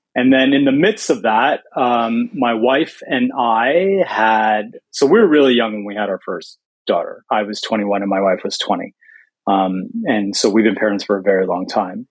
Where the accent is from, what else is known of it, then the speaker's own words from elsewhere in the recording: Toronto, Ontario, Canada; moved away; I'm from Toronto originally